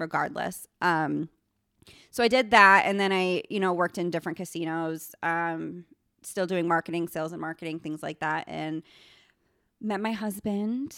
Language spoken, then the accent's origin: English; New York, United States; moved away; I am actually from New York